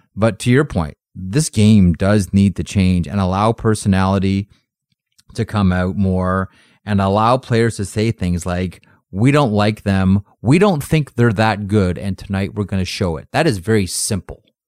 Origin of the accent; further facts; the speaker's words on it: Canada; my national identity as a Canadian